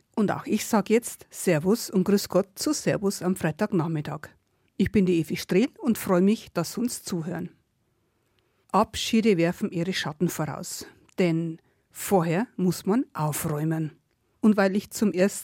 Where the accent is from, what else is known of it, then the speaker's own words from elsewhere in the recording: Upper Palatinate, Bavaria, Germany; Als gebürtige Oberpfälzerin war ich ja sozusagen eine Nachbarin.